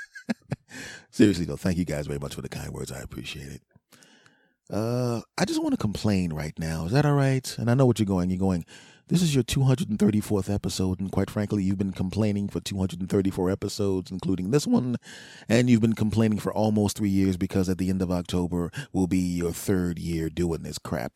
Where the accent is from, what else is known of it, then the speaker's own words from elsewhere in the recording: Philadelphia, Pennsylvania, United States; moved away; my friends and family back in my hometown, some of my friends and family, Philadelphia